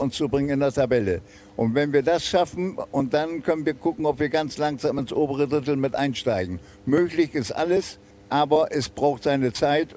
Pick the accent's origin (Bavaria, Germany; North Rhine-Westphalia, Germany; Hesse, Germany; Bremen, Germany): Bremen, Germany; moved away; also born or lived in Argentina / Uruguay; bin ich Bremer